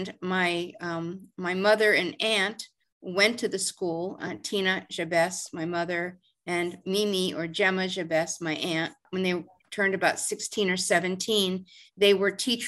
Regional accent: Washington, District of Columbia, United States; now in McLean, United States; I was born in 1952 in Washington, D.C.

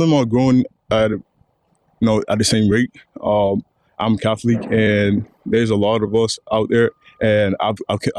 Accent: Akwa Ibom, Nigeria; now in United States; I'm from Akwa Ibom State. We're in the south, and it's predominantly Christian

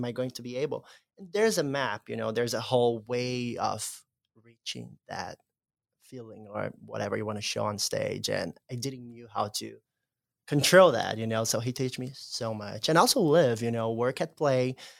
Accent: Brazil; I remember coming here to see Cinderella in 2016, the same year that I came from Brazil.

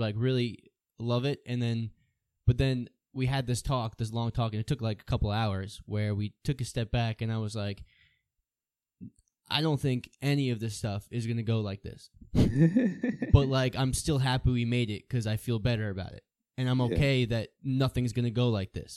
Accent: Farmingdale, New York, United States; I'm from Farmingdale

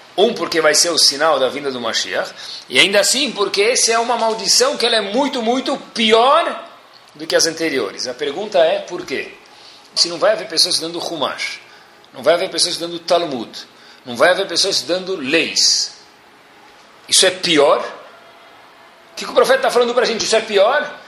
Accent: Brasília, Federal District, Brazil; sou de Brasília

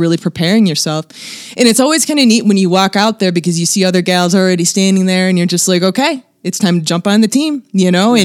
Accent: Detroit, Michigan, United States; now in Nevada, United States; I'm originally from Detroit

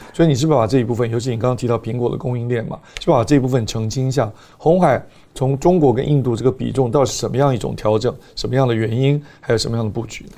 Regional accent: Taiwan; 我们在台湾长大，台湾是算相当的平等的一个社会

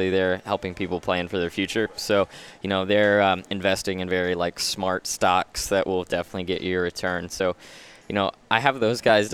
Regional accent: Southern Ohio, United States; I grew up in Southern Ohio, this really small farm town

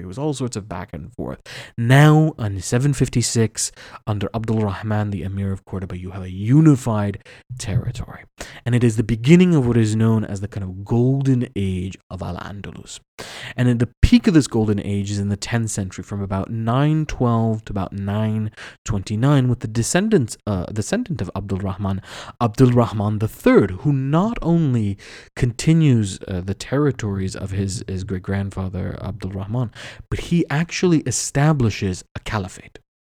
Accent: United States; we're American

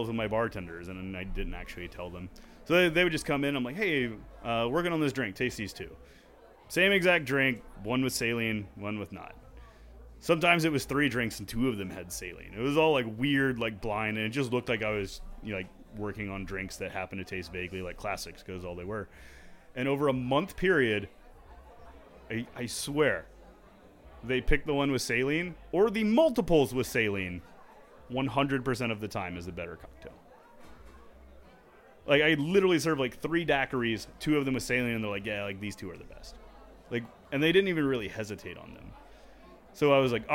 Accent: United States; also born or lived in Houston; as an American bartender

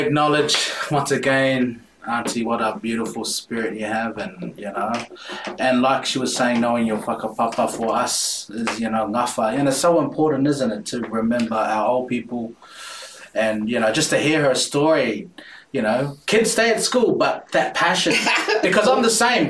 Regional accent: Porirua, Wellington, New Zealand; also born or lived in Titahi Bay; I'm born in New Zealand, mm. but I grew up in Porirua

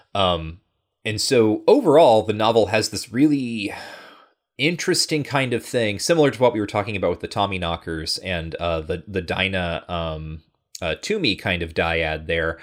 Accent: Midwest, United States

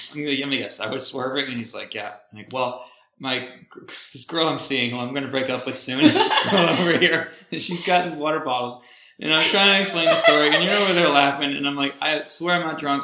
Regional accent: New England, United States; I was born and raised in New England

